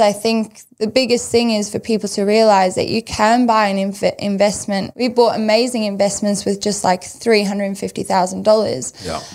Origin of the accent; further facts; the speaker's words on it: South Africa; moved away; growing up in South Africa